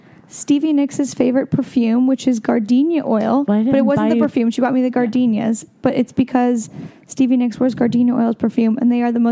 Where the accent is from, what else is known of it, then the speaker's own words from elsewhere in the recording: Oregon, United States; moved away as an adult; now in Los Angeles, United States; We grew up together in Oregon